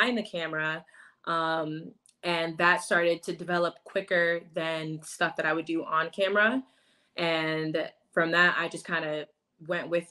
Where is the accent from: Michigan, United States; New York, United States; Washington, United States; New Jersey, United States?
New York, United States; moved away; also born or lived in Tampa, Florida; I grew up in New York. I spent 10 years of my life in Tampa, Florida